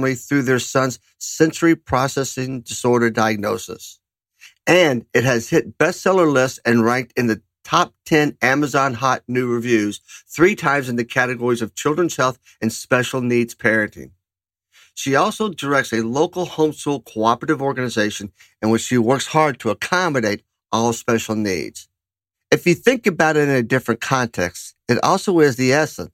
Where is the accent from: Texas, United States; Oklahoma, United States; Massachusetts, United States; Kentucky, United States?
Kentucky, United States; my home state of Kentucky